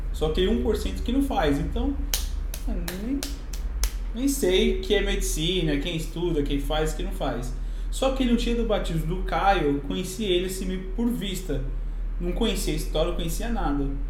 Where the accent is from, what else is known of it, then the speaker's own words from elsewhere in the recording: São Paulo, Brazil; moved away as an adult; now in Buenos Aires, Argentina; vim de São Paulo, Zona Leste, de São Paulo